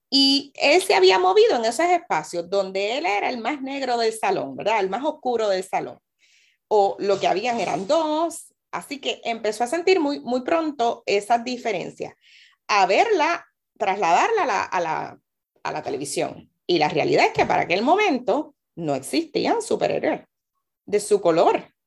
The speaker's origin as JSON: {"language": "Spanish", "town": "Carolina", "country": "Puerto Rico", "also_born_or_lived": "Loíza", "said": "como carolinense, Carolina también es un pueblo de personas negras eh, y a veces las personas solamente piensan en Loíza y me lo preguntan y sí, soy de Loíza porque mi familia es loiseña, eh, pero vivo en Carolina"}